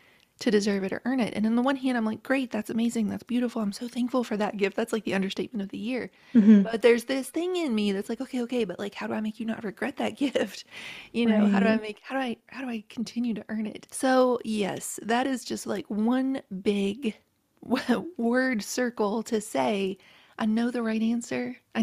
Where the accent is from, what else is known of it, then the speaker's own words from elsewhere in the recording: Appalachia, United States; I was raised in Appalachia by a very proud, hardworking family